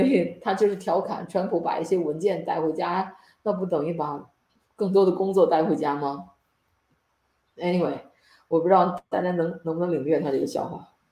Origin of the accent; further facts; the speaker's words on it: China; 我们中国人